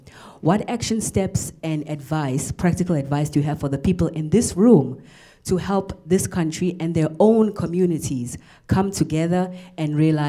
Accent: Durban, KwaZulu-Natal, South Africa; moved away as an adult; now in United States; I was born and raised in South Africa. I'm from Durban, and I moved to the US 10 years ago. Sanibona, goeiedag, ek kan 'n bietjie Afrikaans praat.

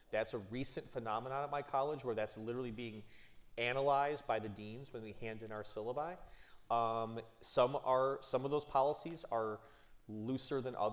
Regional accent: Cleveland Heights, Ohio, United States; I'm from Cleveland Heights

